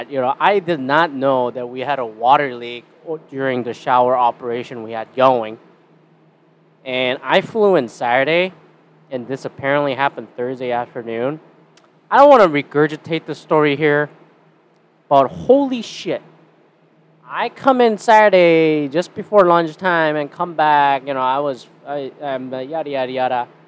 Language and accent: English; Canada; And I'm Canadian.